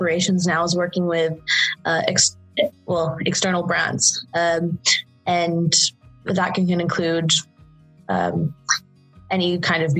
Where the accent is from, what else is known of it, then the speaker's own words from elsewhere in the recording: Saudi Arabia; moved away as an adult; I was an international student. I'm from Saudi Arabia and I was coming from the Middle East